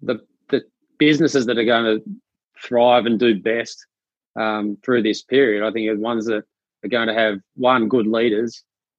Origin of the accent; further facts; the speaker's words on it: Australia; also born or lived in Vancouver Island, Canada; I was born on Vancouver Island on the west coast of Canada, and only lived there for a couple of months before my Australian parents decided to move back to Australia.